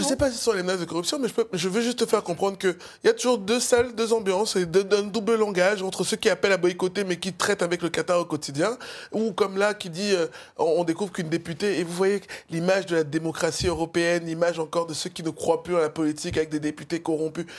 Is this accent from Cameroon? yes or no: yes; Cameroon; now in France; je suis un du Cameroun.